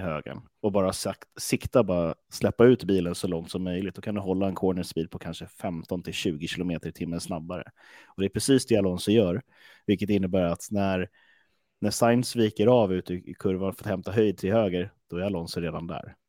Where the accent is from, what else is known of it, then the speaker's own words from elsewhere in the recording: Stockholm, Stockholm County, Sweden; var kommer jag ifrån? Jag kommer från Stockholm